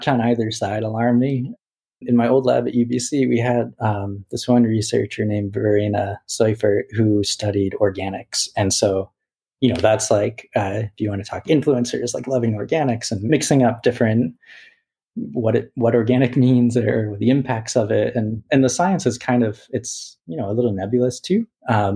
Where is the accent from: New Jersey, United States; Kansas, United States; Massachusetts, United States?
Massachusetts, United States; Boston; when Whole Foods came into Boston, it's like my hometown